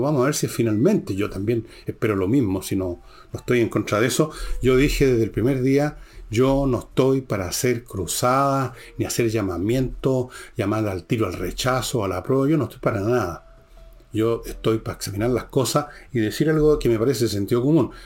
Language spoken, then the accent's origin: Spanish; Chile